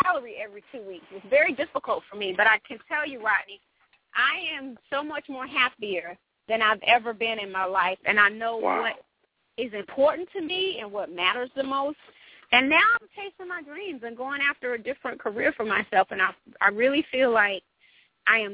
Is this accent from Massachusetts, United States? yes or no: no; Atlanta, Georgia, United States; I'm from Southwest Atlanta.